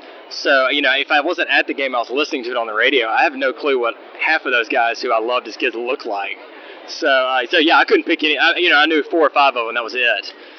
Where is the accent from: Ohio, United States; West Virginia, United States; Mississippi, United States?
Mississippi, United States; Magee; I grew up in McGee